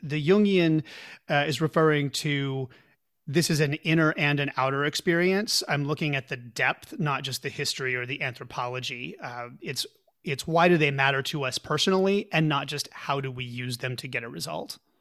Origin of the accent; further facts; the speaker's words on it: Pauls Valley, Oklahoma, United States; now in San Francisco, United States; I grew up in Pauls Valley, Oklahoma, a very small town halfway between Oklahoma City and the Texas border.